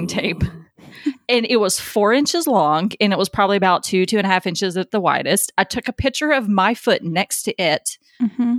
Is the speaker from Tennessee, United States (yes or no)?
yes; near Adams, Tennessee, United States; now in Arizona, United States; I grew up really close to Adams, Tennessee, which is home of the Bell Witch